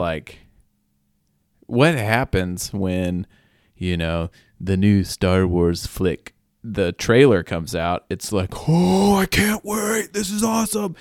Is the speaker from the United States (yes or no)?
yes; Oklahoma, United States; we have varying accents in Oklahoma